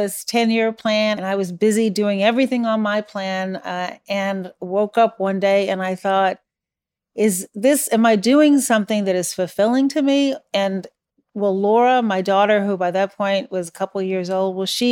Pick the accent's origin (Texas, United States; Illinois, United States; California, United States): Illinois, United States; Chicago; also born or lived in Iran; Chicago. Did you grow up here? Yes. Were you born here? Well, no